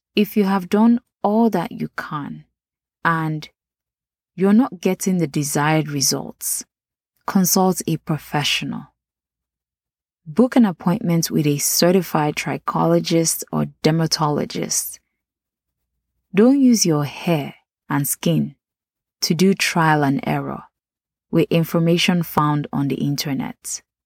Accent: Nigeria; accent: Nigerian; my Nigerian accent

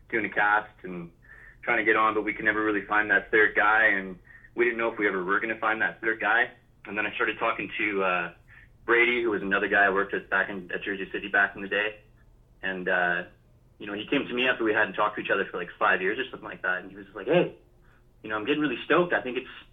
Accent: Vancouver Island, British Columbia, Canada; I grew up on Vancouver Island for the most part when I was younger

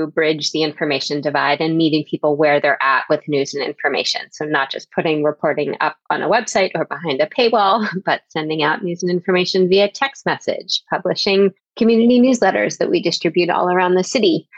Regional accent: Philadelphia, Pennsylvania, United States; moved away as an adult; also born or lived in Latin America / Southeast Asia; I am from Philadelphia originally

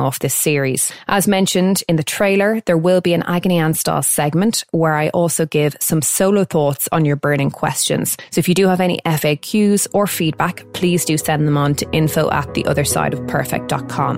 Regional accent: Dublin, Leinster, Ireland; also born or lived in London; I'm from North Dublin and I was raised by my single mum until the age of 7

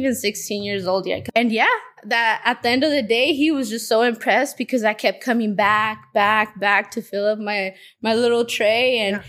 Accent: Modesto, California, United States; I was born and raised here in Modesto. I'm 29 years old. I just turned 29.

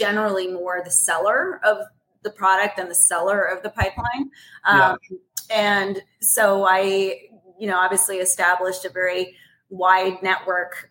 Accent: Toronto, Ontario, Canada; moved away as an adult; also born or lived in Vancouver, Canada / Seattle, United States; now in New York, United States; I was born in Toronto. I lived in Toronto for through high school.

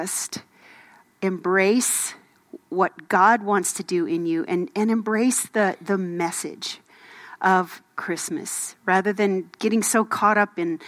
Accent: Minnesota, United States; moved away; I grew up in Minnesota

